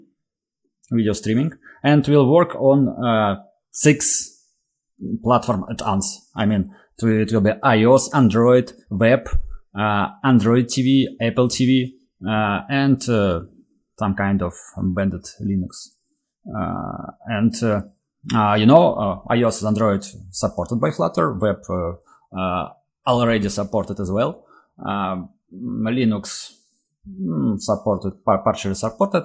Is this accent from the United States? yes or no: no; Russia; I'm from Russia